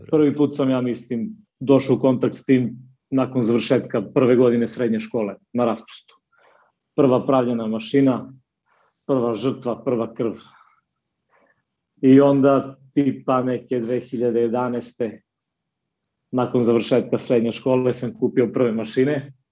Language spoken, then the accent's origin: Croatian; Niš, Nišava District, Serbia; dolazim iz Niša, u kom živim i radim.